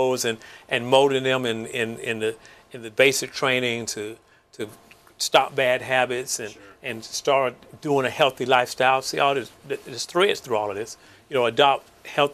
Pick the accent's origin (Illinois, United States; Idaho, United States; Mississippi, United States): Mississippi, United States; moved away as an adult; I was from Mississippi, segregated town. You know, we had black life. We had a white life. Very rarely did the two come together.